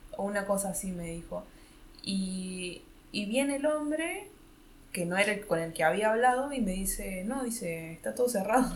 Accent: Córdoba, Argentina; moved away as an adult; now in Berlin, Germany; que soy de Argentina

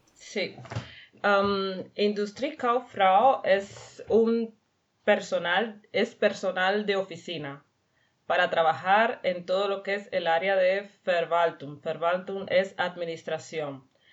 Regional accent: Cuba; moved away as an adult; now in Weiler-Simmerberg, Germany; yo vengo de Cuba

